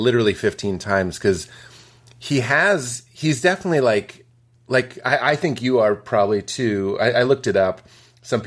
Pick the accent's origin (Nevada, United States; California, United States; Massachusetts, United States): Massachusetts, United States; Lexington; I grew up in Lexington